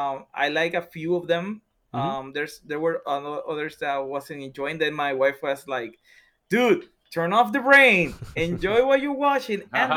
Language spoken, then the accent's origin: English; San Juan, Puerto Rico; I was born and raised in Puerto Rico, especially in the area of Santurce. I was born there.